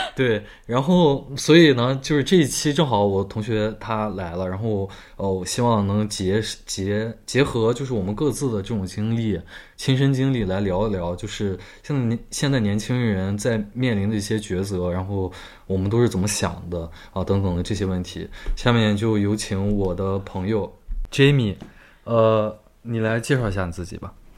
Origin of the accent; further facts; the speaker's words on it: China; moved away; 我们中国人